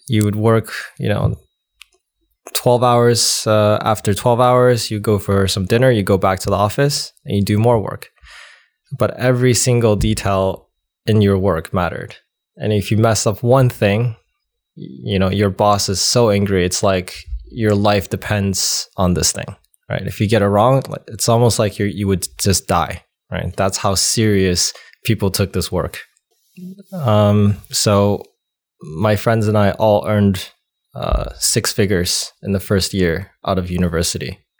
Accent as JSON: {"language": "English", "country": "United States", "tie": "born or raised there", "also_born_or_lived": "China / Wisconsin"}